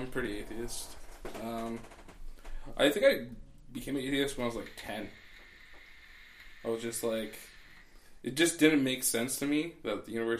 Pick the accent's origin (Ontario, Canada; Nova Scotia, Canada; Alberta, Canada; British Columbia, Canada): Ontario, Canada; Welland; also born or lived in Toronto / Windsor; I was born in Toronto. I lived in Welland, Ontario. It's like right next to Niagara Falls. Till 99. So, I was like 10. And then I moved to Windsor.